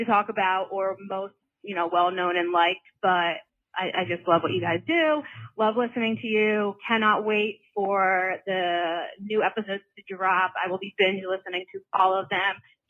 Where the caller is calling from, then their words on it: Philadelphia, Pennsylvania, United States; from Philly, and I was listening to today and got all of the feels.